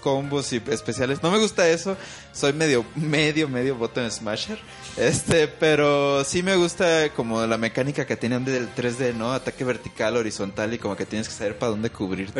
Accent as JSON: {"language": "Spanish", "country": "Mexico", "said": "los mexicanos tenemos una cultura que si bien sí admite ciertas cosas, no somos como tan mochos como los gringos"}